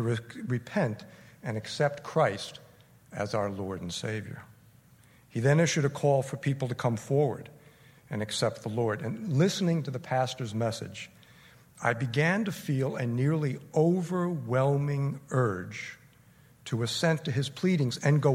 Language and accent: English; Paramus, New Jersey, United States; I grew up in Paramus, not far from here